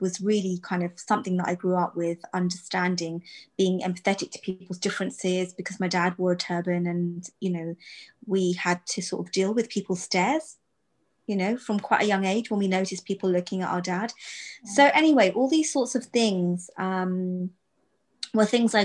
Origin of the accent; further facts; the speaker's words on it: United Kingdom; I'm Sikh, I'm British born, British born, but I'm an Indian girl